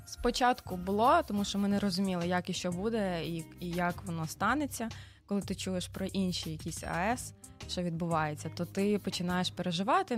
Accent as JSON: {"language": "Ukrainian", "town": "Varash", "region": "Rivne Oblast", "country": "Ukraine", "tie": "born or raised there", "said": "Народилася в місті Кузнецовськ, а потім перейменували на місто Вараш."}